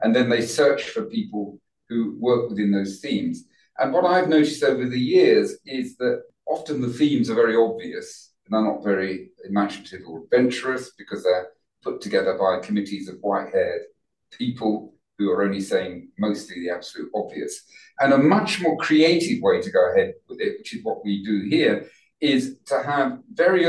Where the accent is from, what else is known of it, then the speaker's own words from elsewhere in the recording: London, United Kingdom; I was brought up in Northwest London in Wembley.